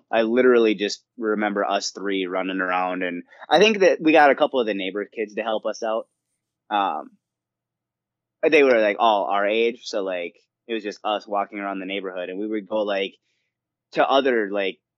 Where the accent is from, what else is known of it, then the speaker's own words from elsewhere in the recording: Stillwater, United States; moved away; after I moved away from Stillwater